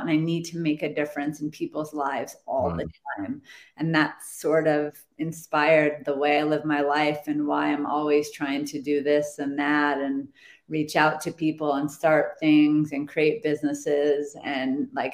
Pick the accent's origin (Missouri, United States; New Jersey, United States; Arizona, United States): Arizona, United States; Phoenix; moved away as an adult; also born or lived in Santa Barbara; So I was moving from Phoenix to Santa Barbara